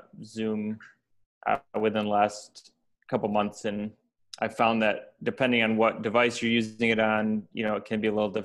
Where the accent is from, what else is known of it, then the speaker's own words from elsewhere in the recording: Grand Rapids, Michigan, United States; I'm from Grand Rapids, Michigan.